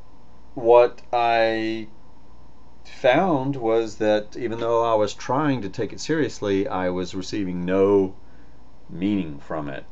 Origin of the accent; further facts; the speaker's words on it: the Bible Belt, United States; I was born in the Bible Belt in the Methodist Church